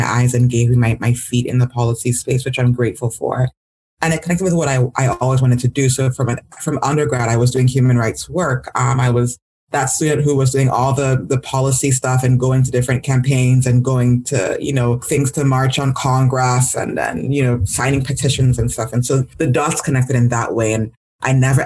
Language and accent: English; Nigeria; now in United States; growing up in Nigeria